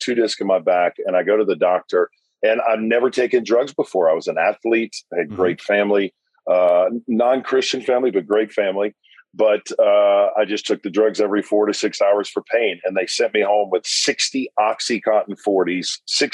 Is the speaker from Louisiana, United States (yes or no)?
yes; South Louisiana, United States; now in Hendersonville, United States; I was raised in South Louisiana